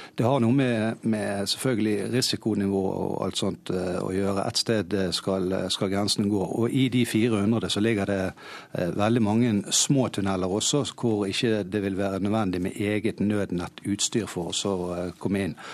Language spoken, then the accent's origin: Norwegian; Hordaland, Norway; som hordalending